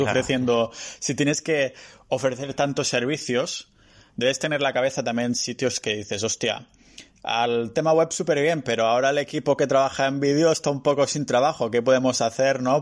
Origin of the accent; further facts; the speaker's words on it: Catalonia, Spain; soy muy catalán